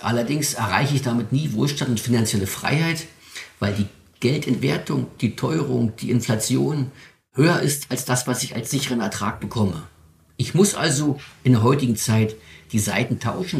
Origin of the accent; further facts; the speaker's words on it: Spreewald, Brandenburg, Germany; Meine Familie ist seit 1901 in meiner Heimat hier im Spreewald als ehrbare Kaufleute aktiv